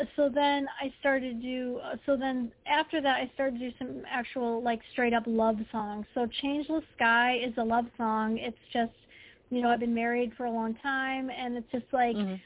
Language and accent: English; Detroit, Michigan, United States; I grew up in the Detroit area